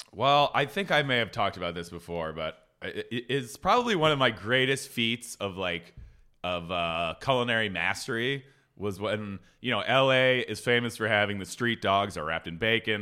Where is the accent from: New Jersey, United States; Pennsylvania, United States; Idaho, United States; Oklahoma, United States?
Pennsylvania, United States; Philadelphia; now in Los Angeles, United States; I grew up in the Philadelphia area